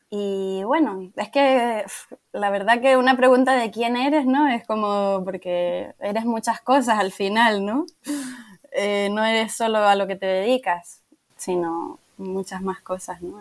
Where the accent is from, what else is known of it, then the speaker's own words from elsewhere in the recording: Tenerife, Canary Islands, Spain; moved away as an adult; also born or lived in Portugal; soy de Tenerife, pero soy bueno, una, una apasionada de mi tierra